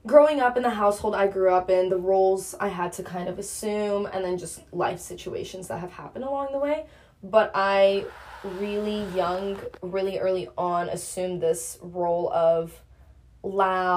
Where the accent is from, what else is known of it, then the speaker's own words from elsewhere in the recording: United States; I'm not even an immigrant. I was born in America